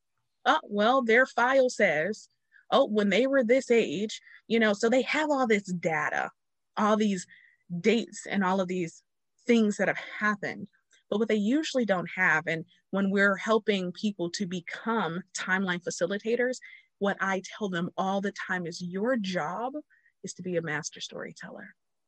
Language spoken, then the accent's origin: English; Ohio, United States; We're both from Ohio.